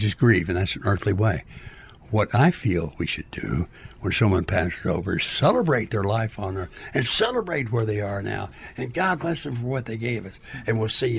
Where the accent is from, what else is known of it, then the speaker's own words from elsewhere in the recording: Goose Creek, Texas, United States; I was born in Goose Creek, Texas, down by Houston.